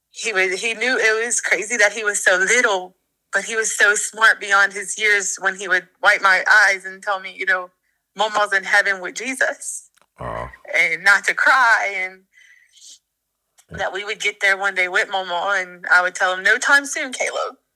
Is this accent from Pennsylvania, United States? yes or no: no; Ponchatoula, Louisiana, United States